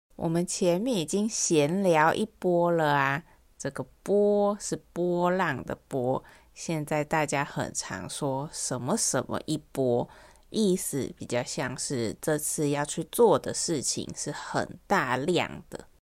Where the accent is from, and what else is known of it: Taiwan; accent: Taiwanese accent